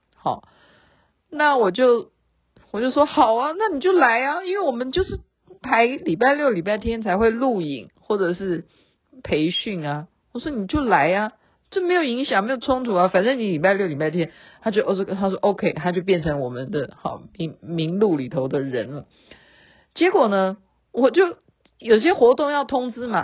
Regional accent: Taiwan; 我们台湾人

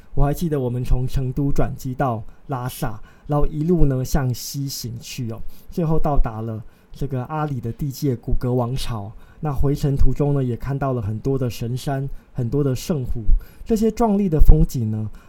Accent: Taiwan; 我们这些在海岛上出生的，呃，台湾人

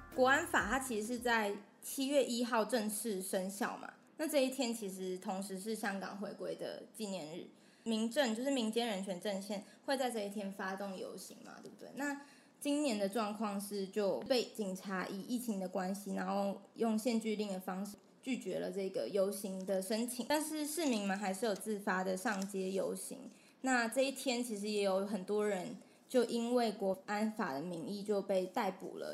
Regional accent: Taiwan; 我身为台湾人

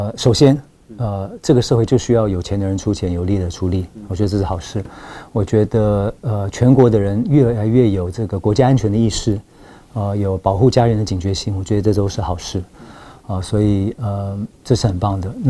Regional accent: Taiwan; 我们台湾人的挑战

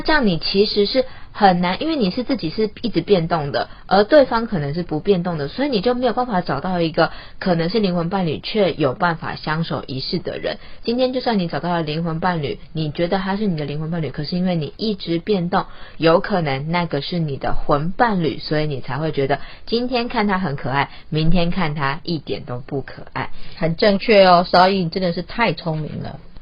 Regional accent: Taiwan; 像我们台湾人，我们讲中文

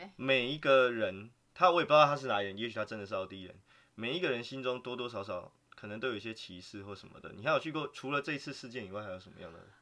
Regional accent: Taiwan; moved away; 我刚好就住在人最多的那，桃园

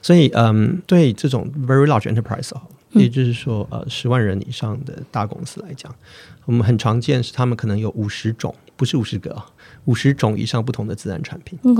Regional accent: Taiwan; 我们台湾话

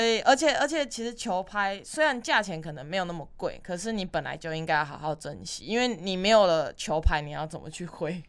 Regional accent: Taiwan; 我们台湾人

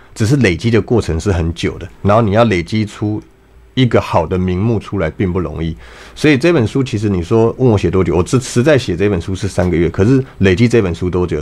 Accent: Taipei, Taiwan; 我小时候在， 在台北市长大，那大概四十，三十几年前，四十年前的时候

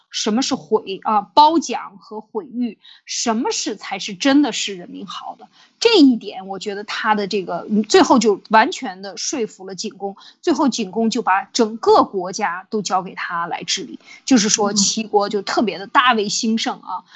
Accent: China; 我们中国人

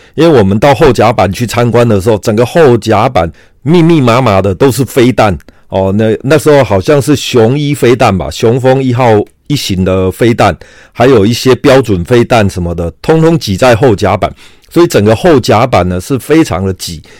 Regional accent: Kaohsiung, Taiwan; 因为我是高雄人，所以我对高雄很熟

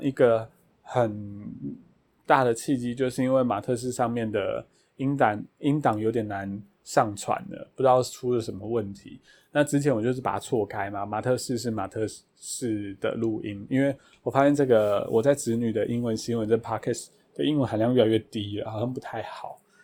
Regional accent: Taiwan; 我是台湾人

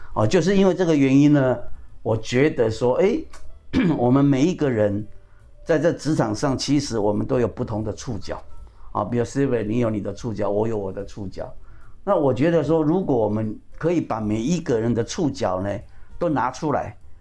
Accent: Pingtung County, Taiwan; now in Taipei, Taiwan; 我是屏东人，我在台北

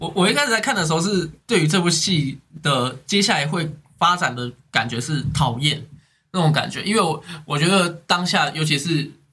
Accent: Taiwan; 在我们台湾

